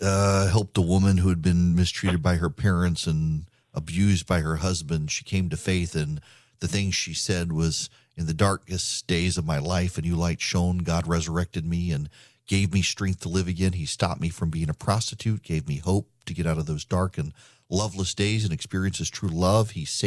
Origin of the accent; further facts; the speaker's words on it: Dubai, United Arab Emirates; Well, I grew up in Dubai. Well, everybody knows I grew up in Dubai.